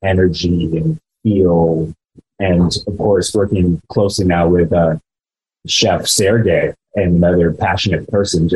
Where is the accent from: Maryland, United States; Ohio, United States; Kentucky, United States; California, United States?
California, United States; Los Olivos; also born or lived in Santa Barbara; I'm born and raised in the San Andres Valley, just 35 minutes up the way from here, in a very small town of Los Olivos.